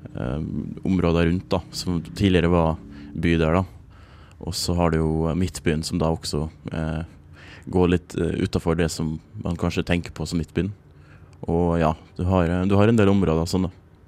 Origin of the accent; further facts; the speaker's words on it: Trøndelag, Norway; gjennom oppvek oppveksten i Trøndelag